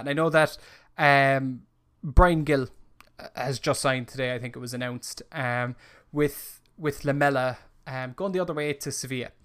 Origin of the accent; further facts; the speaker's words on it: Ireland; as an Irishman